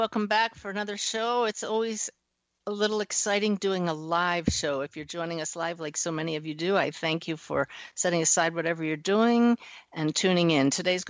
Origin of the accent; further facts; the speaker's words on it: near Philadelphia, Pennsylvania, United States; I grew up near Philadelphia, where the University of Pennsylvania is.